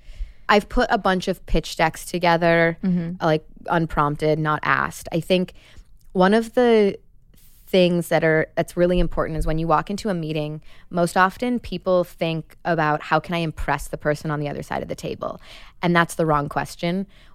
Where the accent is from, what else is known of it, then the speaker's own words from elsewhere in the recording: Chicago, Illinois, United States; First of all, it's so Midwest. I'm from Chicago, like a small town of 8,000 people outside of the city. And growing up, my mom sold mortgages.